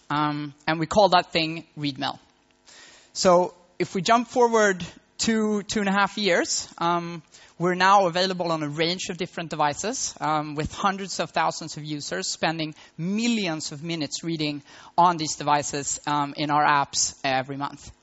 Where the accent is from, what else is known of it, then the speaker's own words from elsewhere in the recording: Malmö, Skåne, Sweden; moved away as an adult; now in Berlin, Germany; it's my hometown and I was raised in Malmo